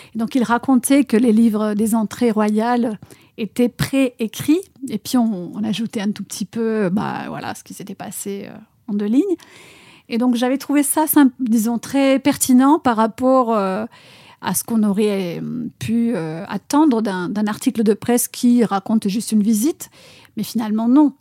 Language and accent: French; Argentina; French is a second language; moved away as an adult; now in France; mon pays natal, l'Argentine